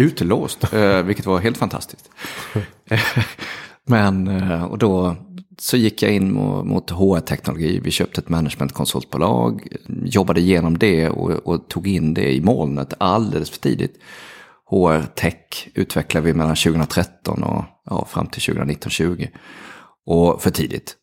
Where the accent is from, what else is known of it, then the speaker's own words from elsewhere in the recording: Halmstad, Halland County, Sweden; jag är ju från Halmstad, så att jag, jag gick på Sannarpsgymnasiet i Halmstad